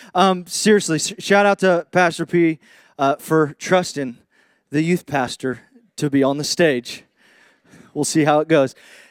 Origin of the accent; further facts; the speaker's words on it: Indiana, United States; moved away; when I came down here from Indiana, from the Midwest, I kind of noticed that there's this thing called the redneck spectrum.